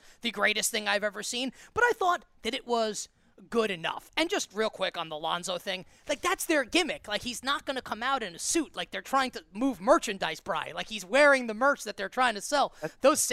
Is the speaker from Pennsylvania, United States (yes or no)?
no; New York City, New York, United States; my hometown of Queens, New York